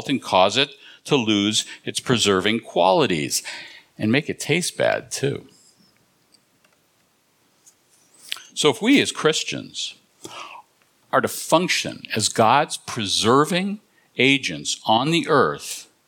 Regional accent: Southern California, United States; now in New England, United States; I'm originally from Southern California

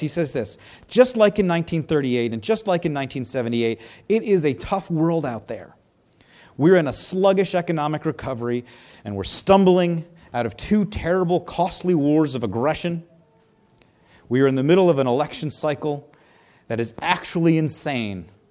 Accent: United States; I'm an American.

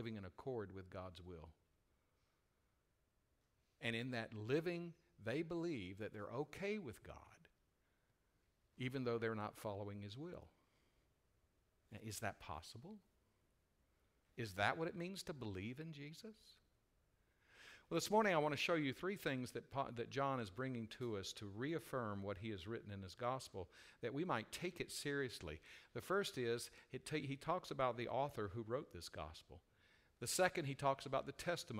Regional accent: United States; we are American citizens

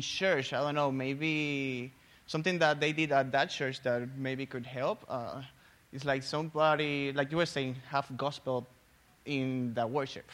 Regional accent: Puerto Rico; moved away as an adult; also born or lived in Tennessee; now in United States; I'm from Puerto Rico

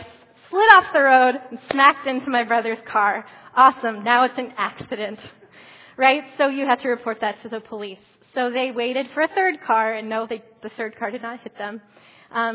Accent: Columbus, Ohio, United States; moved away; I grew up in Columbus, Ohio

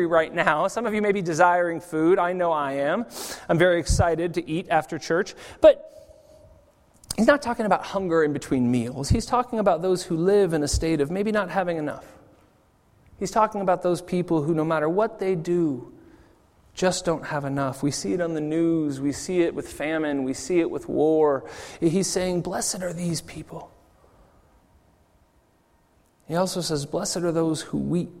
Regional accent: California, United States; now in Zurich, Switzerland; growing up in California

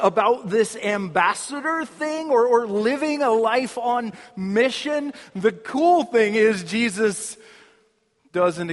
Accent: United States; we're American.

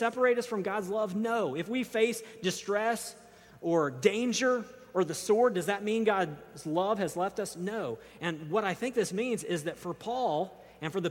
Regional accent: United States; as modern American readers

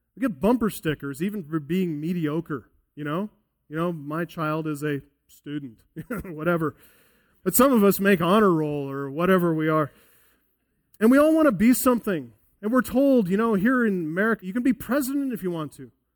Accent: United States; As American evangelicals

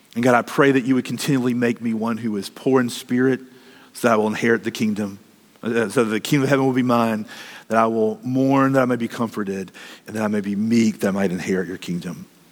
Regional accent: United States; as American Christians

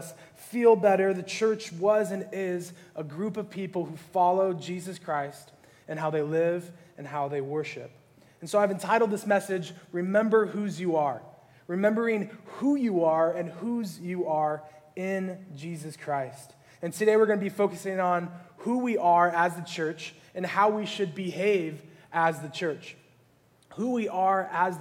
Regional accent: California, United States; I grew up here in California

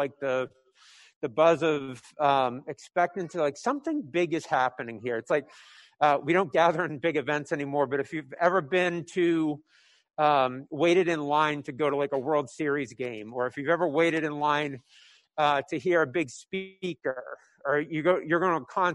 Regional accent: New England, United States; I'm from New England

